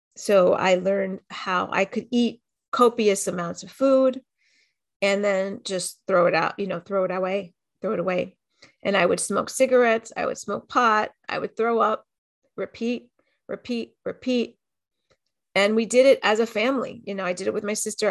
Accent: Miami, Florida, United States; I grew up in Miami, in a pretty w-, well-to-do area

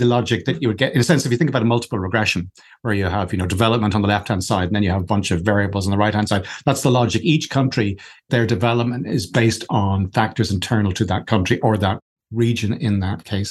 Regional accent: Ireland; I'm Irish

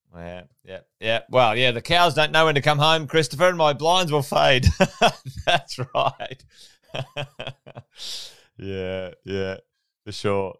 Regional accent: Queensland, Australia; also born or lived in Sydney; As a Queenslander

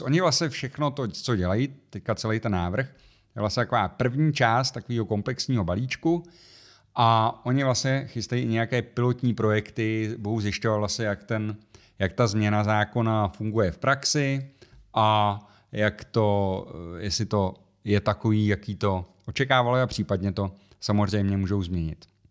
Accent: Czechia; u nás v Čechách

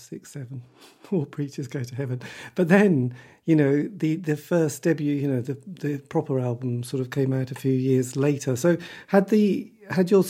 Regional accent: Norwich, East of England, United Kingdom; I come from Norwich

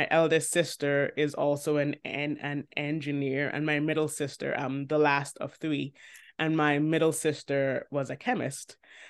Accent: Jamaica; the soil from which the bud first sprouted is Jamaica.

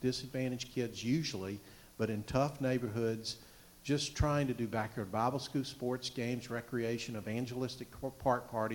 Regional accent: Georgia, United States; accent: southern; moved away as an adult; now in Alaska, United States; I have a southern accent, y'all. I'm from Georgia.

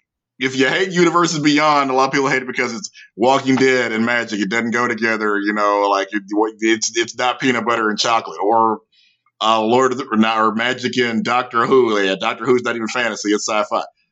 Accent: Louisiana, United States; accent: Southern; Because I'm from North Louisiana, so I basically sound like I'm from Texas. North Louisiana exactly. And Texas are pretty much the same accent.

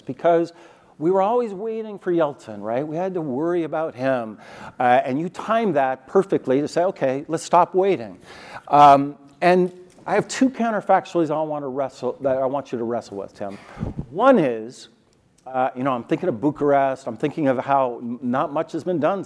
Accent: Montana, United States; moved away as an adult; now in California, United States; I grew up in Montana.

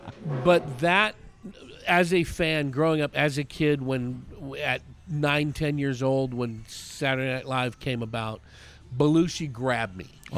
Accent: San Francisco Bay Area, East Bay, California, United States; I grew up in the San Francisco Bay Area in the East Bay.

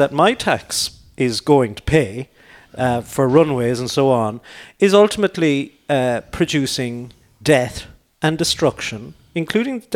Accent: Ireland; Irish citizens

